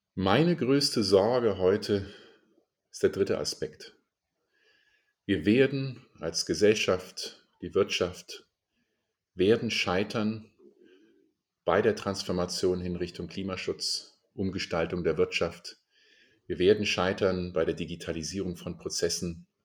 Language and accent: German; Germany; also born or lived in Indonesia; bei uns in Deutschland